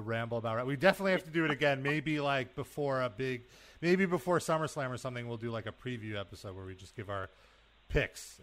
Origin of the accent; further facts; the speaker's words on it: New York, United States; As a New Yorker